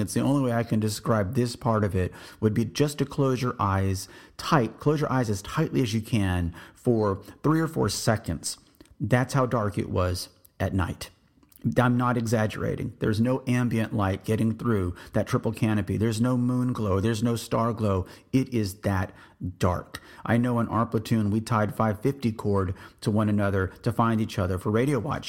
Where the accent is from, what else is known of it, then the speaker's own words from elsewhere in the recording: South Texas, United States; moved away; I grew up in South Texas with the humidity